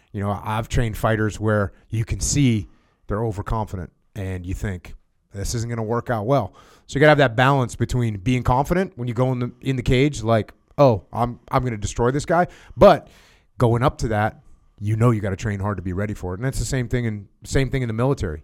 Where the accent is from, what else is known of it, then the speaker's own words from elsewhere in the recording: United States; I'm an American